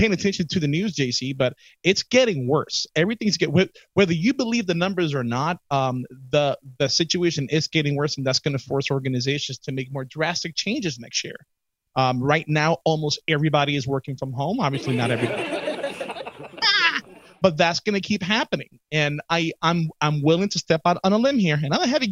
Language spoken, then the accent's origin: English; New York City, New York, United States; I'm from the Bronx.